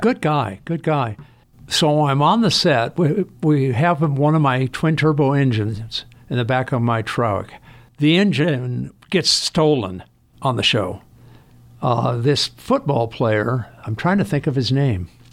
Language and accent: English; Los Angeles, California, United States; I was born in Hollywood Presbyterian Hospital in nineteen forty-two.